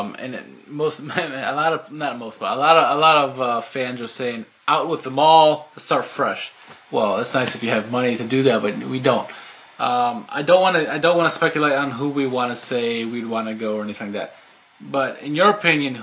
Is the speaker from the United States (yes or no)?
yes; United States; we're American